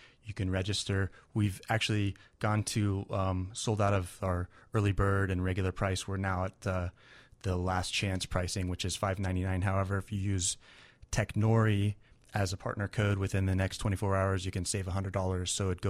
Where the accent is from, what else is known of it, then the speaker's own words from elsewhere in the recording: Kansas City, United States; I'm from Kansas City, and it's, you know.